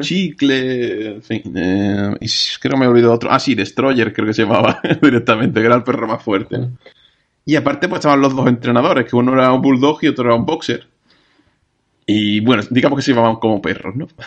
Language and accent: Spanish; Andalusia, Spain; nosotros como andaluces